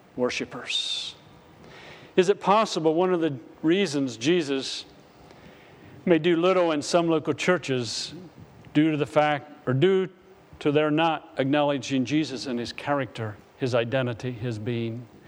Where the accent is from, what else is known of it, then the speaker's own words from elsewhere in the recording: Richfield, Pennsylvania, United States; moved away; my hometown and I'm going to minister in Richfield, PA